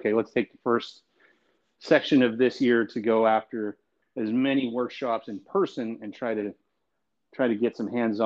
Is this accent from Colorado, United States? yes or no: yes; Southwest Colorado, United States; moved away as an adult; also born or lived in Nashville, Tennessee; now in Oklahoma City, United States; I grew up in Southwest Colorado on a horse ranch